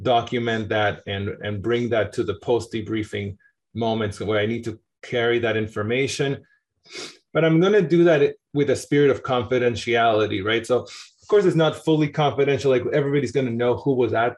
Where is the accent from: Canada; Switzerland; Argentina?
Argentina; also born or lived in New York, United States; now in Boston, United States; I'm from Argentina originally.